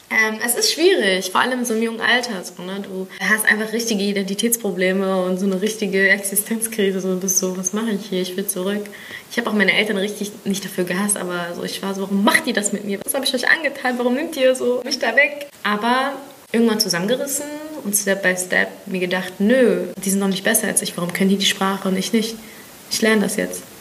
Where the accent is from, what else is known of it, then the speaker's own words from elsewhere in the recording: Berlin, Germany; Ich fühle mich, ich bin Berlinerin. Ich fühle mich als Berlinerin und ich fühle mich ägyptisch.